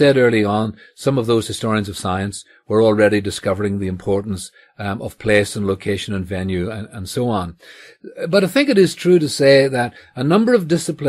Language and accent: English; Northern Ireland, United Kingdom; So, you know, I grew up here in Northern Ireland in a version of Scots Presbyterianism.